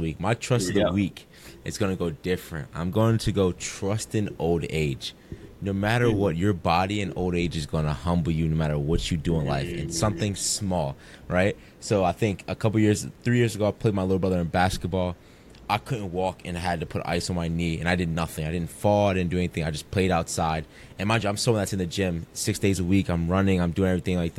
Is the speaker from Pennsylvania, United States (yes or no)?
yes; Philadelphia, Pennsylvania, United States; when I grew up in Philly